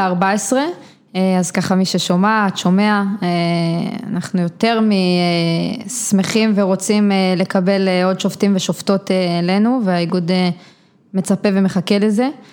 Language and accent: Hebrew; Givat Ela, Northern District, Israel; גדלתי בגבעת אלה, שזה יישוב קהילתי בעמק יזרעאל